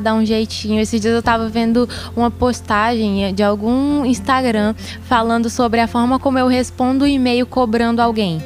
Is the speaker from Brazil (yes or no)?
yes; Brazil; A gente é brasileiro